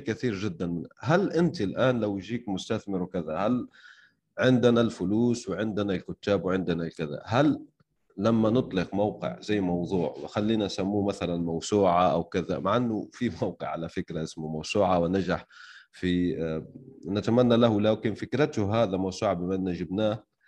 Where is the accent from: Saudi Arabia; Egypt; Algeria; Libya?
Algeria; انا شخصيا يعني من الجزائر